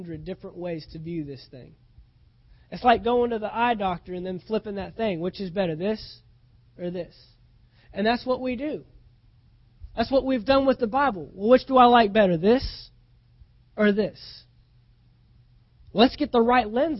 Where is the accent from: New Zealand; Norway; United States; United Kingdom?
United States; we're American citizens because we were born in this nation